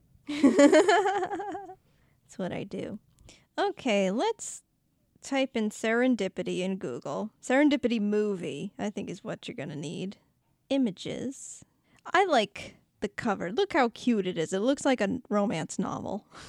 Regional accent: Boston, Massachusetts, United States; accent: Boston

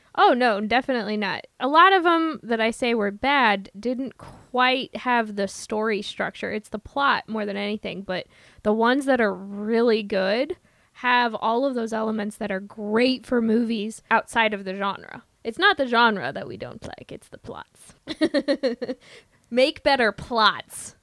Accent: Midwest, United States; accent: Midwestern; my Midwestern accent

